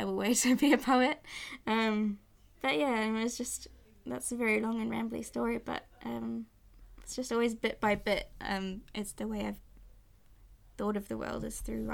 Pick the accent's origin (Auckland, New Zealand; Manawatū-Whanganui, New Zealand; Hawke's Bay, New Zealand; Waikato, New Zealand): Auckland, New Zealand; also born or lived in London; I've lived in Auckland almost my whole life